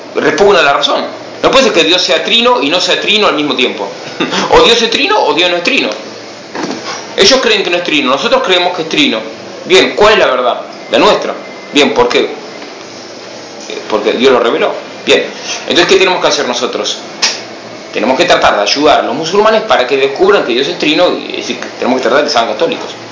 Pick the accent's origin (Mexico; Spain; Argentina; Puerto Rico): Argentina; Buenos Aires; moved away; Soy argentino, soy de Buenos Aires